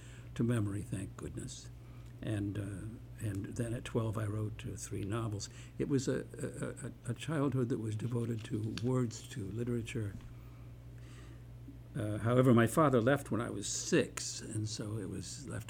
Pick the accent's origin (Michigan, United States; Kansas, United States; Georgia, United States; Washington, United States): Michigan, United States; Detroit; I was born in Detroit, Michigan, and raised there